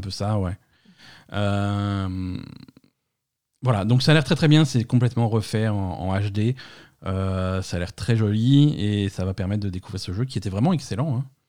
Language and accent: French; France; chez nous en France